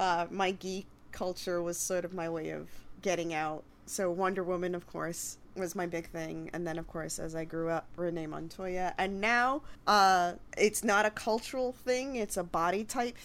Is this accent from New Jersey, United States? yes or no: no; New York, United States; I'm from New York